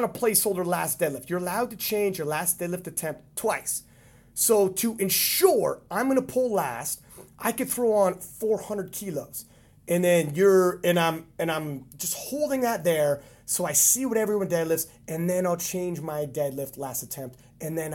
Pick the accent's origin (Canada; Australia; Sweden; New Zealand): Canada; I'm Canadian